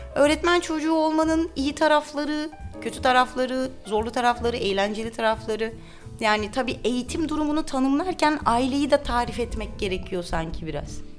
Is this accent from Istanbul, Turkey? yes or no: yes; Istanbul, Turkey; Kadıköy'de doğdum, büyüdüm.